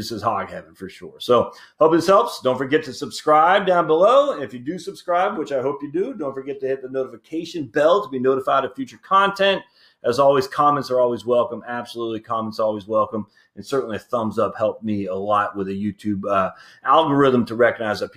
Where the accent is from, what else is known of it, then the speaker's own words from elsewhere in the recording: Maine, United States; also born or lived in New Jersey; now in Georgia, United States; I was born and raised in Maine